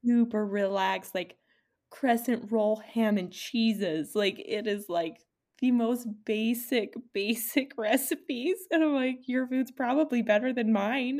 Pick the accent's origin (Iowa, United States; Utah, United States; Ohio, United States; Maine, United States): Utah, United States; we're from Utah